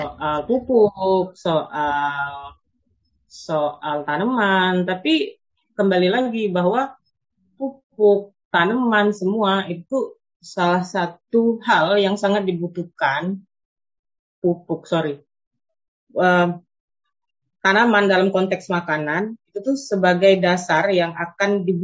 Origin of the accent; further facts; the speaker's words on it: Musi Banyuasin, South Sumatra, Indonesia; saya dari dari musi banyu asin iya saya dari gambut